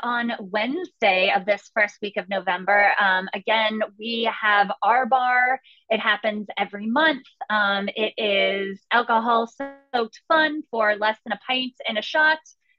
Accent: West Virginia, United States; from West Virginia.

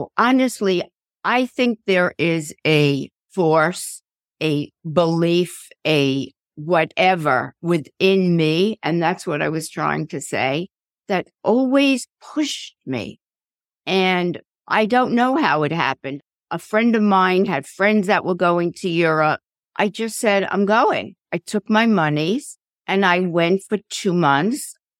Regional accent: New York City, New York, United States; I grew up in a suburb of New York called Queens.

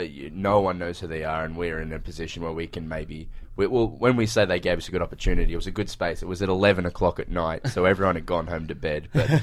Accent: Australia; We get a fair bit of American TV in Australia

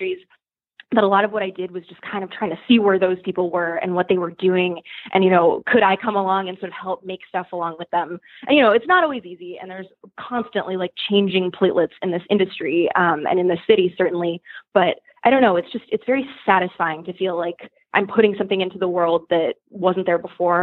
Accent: Boston, Massachusetts, United States; moved away as an adult; also born or lived in upstate New York; now in New York City, United States; I'm from Boston, which is much smaller

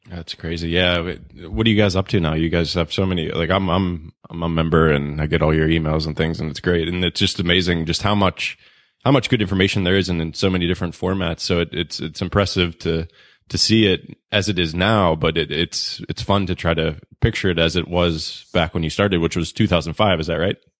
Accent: Pittsburgh, Pennsylvania, United States; moved away; in Pittsburgh 'cause that's my hometown and, you know, maybe we'll go back there one day

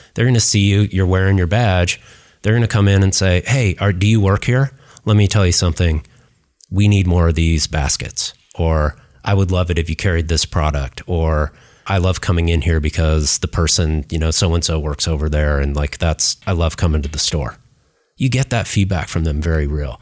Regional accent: Seattle, Washington, United States; moved away; also born or lived in Northern California / New York City; I grew up in Seattle, I'm a native, you know, Northern Californian

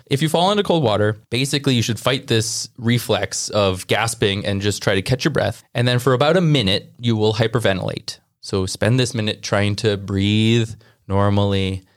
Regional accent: Wisconsin, United States; we're from Wisconsin

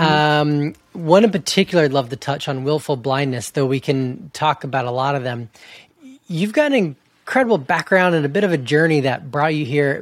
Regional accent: Georgia, United States; moved away as an adult; also born or lived in Montana, United States; now in Canada; I grew up in Georgia

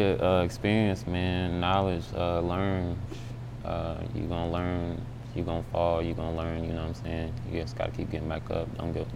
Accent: Indianapolis, Indiana, United States; bro was from Indianapolis, shit, my hometown. Well, you know what I mean? Well, I'm from Indiana, really

